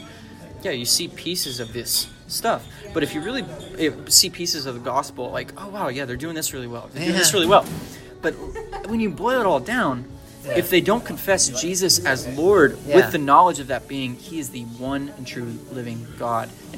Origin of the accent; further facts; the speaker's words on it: United States; I'm an American